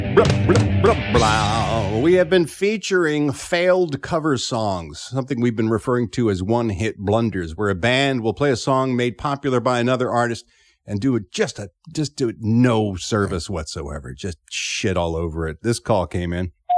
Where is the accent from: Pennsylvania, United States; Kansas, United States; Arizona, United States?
Pennsylvania, United States; Philadelphia; born or raised there; accent: Philly; moved away